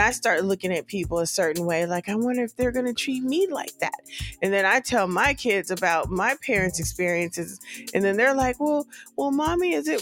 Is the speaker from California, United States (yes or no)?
yes; California, United States; moved away as an adult; I grew up in California. I'm you know, from there